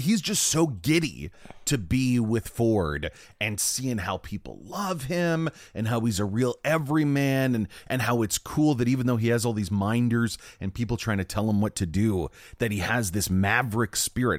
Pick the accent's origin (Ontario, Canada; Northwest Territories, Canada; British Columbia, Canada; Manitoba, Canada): Ontario, Canada; my hometown